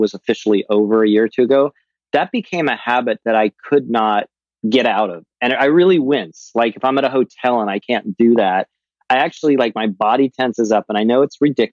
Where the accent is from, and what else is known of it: California, United States